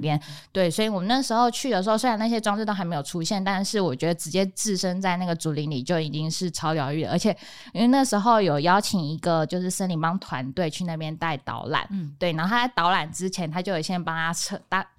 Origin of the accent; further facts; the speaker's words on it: Mailiao, Yunlin County, Taiwan; moved away; 其实我老家就是在云林的海线，就是麦寮那边，